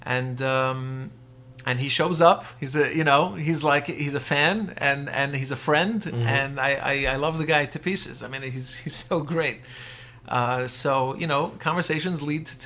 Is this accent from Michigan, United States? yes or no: no; Lakewood, New Jersey, United States